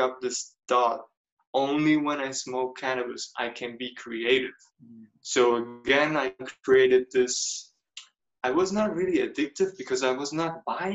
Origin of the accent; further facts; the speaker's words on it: Germany; moved away; also born or lived in United States; growing up in Germany, my parents come from Serbia